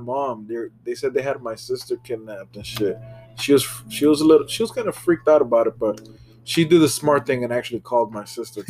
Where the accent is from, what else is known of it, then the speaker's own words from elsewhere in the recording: Miami, Florida, United States; Because he is from Broward. I was from Miami. But bringing up South Florida.